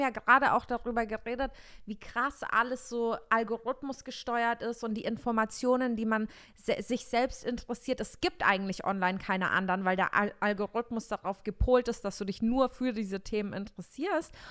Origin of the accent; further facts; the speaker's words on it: Bavaria, Germany; moved away; ich komme aus Bayern